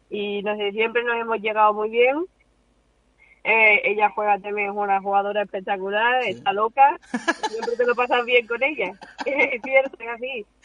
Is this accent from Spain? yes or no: yes; Spain; porque como somos siete, ocho españolas jugando en Simetra